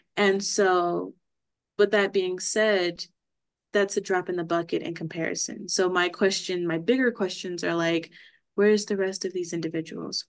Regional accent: Southern California, United States; moved away as an adult; now in Reno, United States; am originally from Southern California

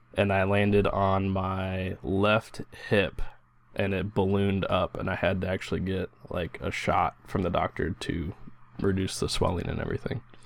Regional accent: Indiana, United States; I grew up in Indiana, and my, my dad did a lot of that fixing stuff at home

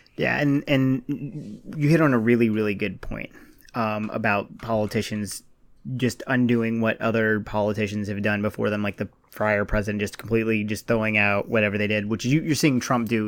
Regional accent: Virginia, United States; I'm from Virginia.

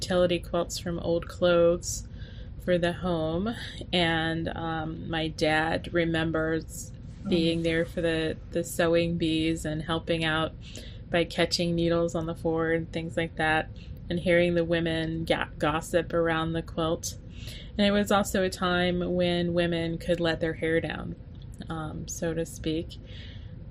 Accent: Tallahassee, Florida, United States; I grew up in Tallahassee, Florida, but my family is from the Deep South

